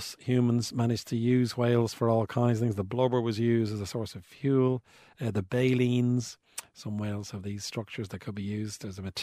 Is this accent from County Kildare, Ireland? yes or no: no; Bray, County Wicklow, Ireland; I'm from Bray, County Wicklow